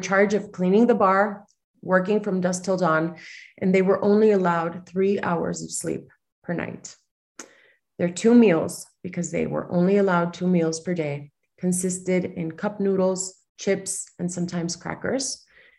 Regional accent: Mexico City, Mexico; I was born and raised in Mexico City

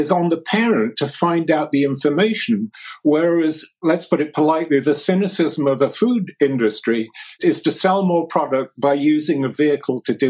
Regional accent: England, United Kingdom; I grew up in England just after the Second World War

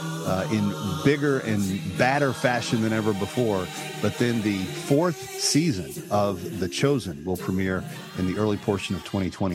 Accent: Fort Worth, Texas, United States; moved away as an adult; also born or lived in New York; I grew up in Texas. I haven't lived there in 40 years, but until I was 18, it was what I called home.

